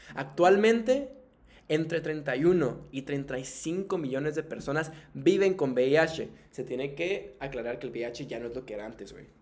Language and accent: Spanish; Tijuana, Baja California, Mexico; soy de aquí de Tijuana. pues aquí crecí toda mi vida, güey. Soy norteño de Tijuana